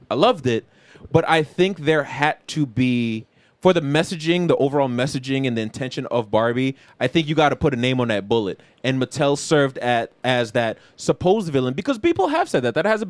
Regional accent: New York City, New York, United States; we grew up in Queens in the mid 2000s.

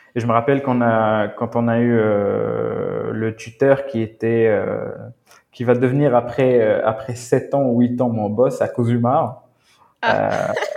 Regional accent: Morocco; Je m'identifie en tant que Marocain, euh, Amazir, africain, arabe, musulman

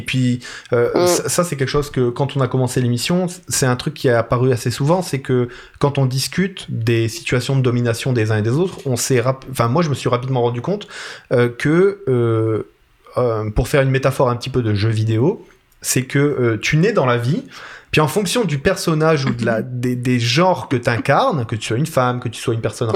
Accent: Italy; moi, je suis italien

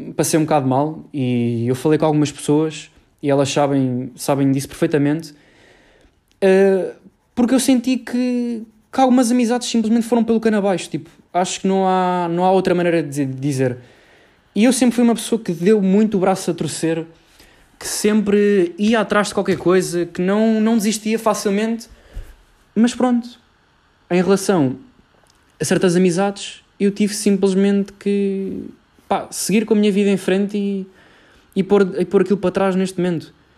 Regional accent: Cascais, Lisbon, Portugal; sou de Lisboa, uh, mais precisamente de Cascais

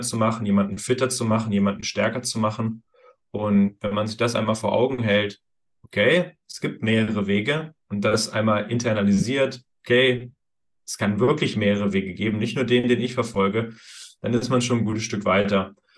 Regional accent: Thuringia, Germany; moved away; Ich komme ursprünglich aus Thüringen

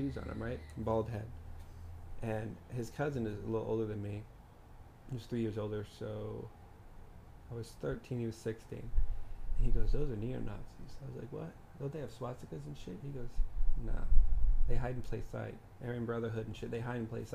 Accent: Texas, United States; I was growing up in Texas

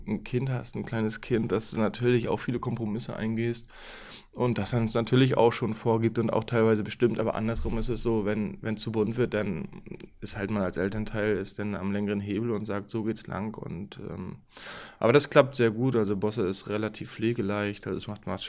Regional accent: Mecklenburg-Vorpommern, Germany; born there; Angefangen, Handball zu spielen, habe ich wirklich in meiner Geburts- äh, oder meinem Geburtsort Termin, SV Einheit Termin

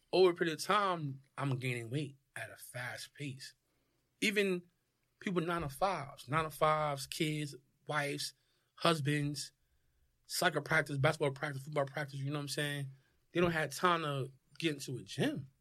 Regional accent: Newark, New Jersey, United States; moved away as an adult; also born or lived in California / San Diego; born and raised in Newark

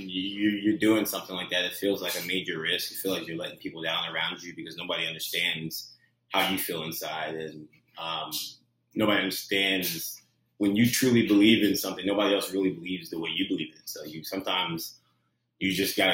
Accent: Philadelphia, Pennsylvania, United States; moved away as an adult; also born or lived in Fairfax, Virginia; Then we moved to the Philadelphia area. So that's where I was born and raised, Philadelphia area

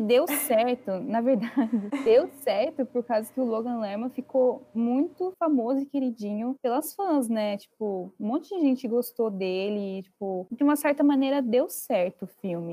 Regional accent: Itapetininga, São Paulo, Brazil; a gente é da mesma cidade, nós somos do interior, do interior de São Paulo, uma cidade chamada Itapetininga

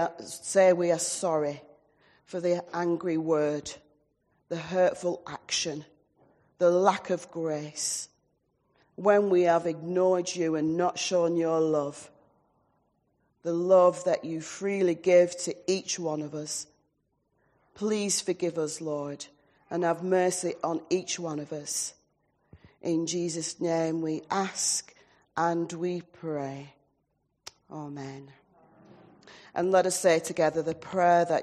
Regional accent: Oldham, North West England, United Kingdom; also born or lived in Blackpool / Southport / Stourbridge; now in New Longton, United Kingdom; I am an Oldham lass, born and bred in Oldham, so I'm a Lancashire lass

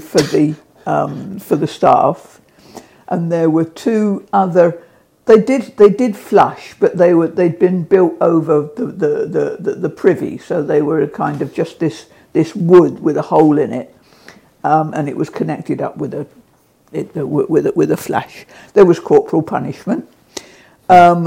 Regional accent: Portsmouth, South East England, United Kingdom; I grew up in Portsmouth

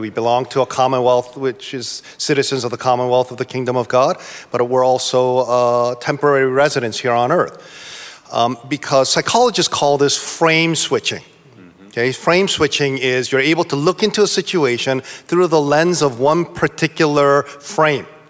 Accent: East Coast, United States; I'm from the East Coast

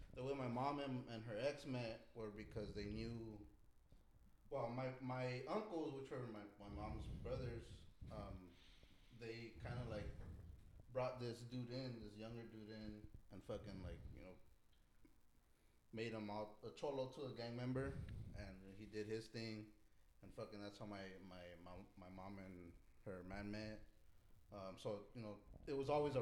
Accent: Montebello, California, United States; also born or lived in Arizona; I was born in Montebello, I guess, a Beverly Hospital, not too far from here

